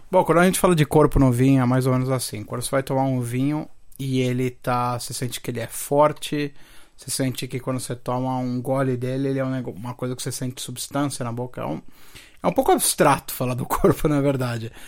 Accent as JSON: {"language": "Portuguese", "town": "Santo André", "region": "São Paulo", "country": "Brazil", "tie": "born or raised there", "also_born_or_lived": "Rio de Janeiro", "said": "eu sou andrense de terroir, mano. Na, na, verdade, eu nasci no Rio"}